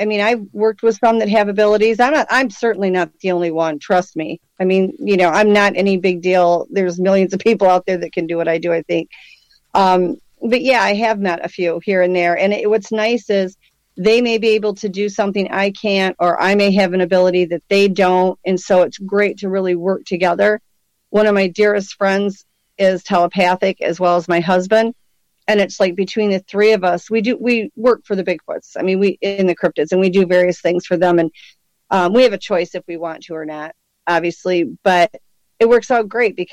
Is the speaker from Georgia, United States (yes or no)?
no; Michigan, United States; I was born and raised in Michigan